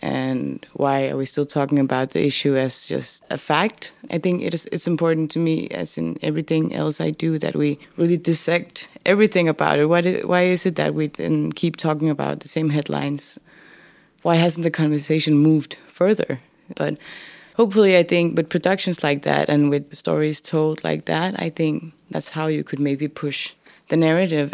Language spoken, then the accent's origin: English; Denmark; English is a second language; moved away as an adult; also born or lived in Upernavik, Greenland / northern Greenland; now in Nuuk, Greenland; I grew up in Denmark